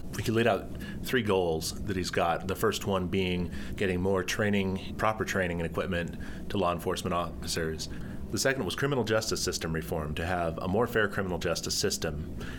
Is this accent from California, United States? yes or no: yes; Santa Cruz, California, United States; now in Chicago, United States; I'm a political reporter for the Medill News Service, and I'm from Santa Cruz, California.